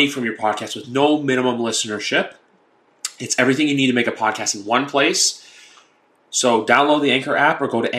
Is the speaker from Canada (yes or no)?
yes; Canada; we're Canadian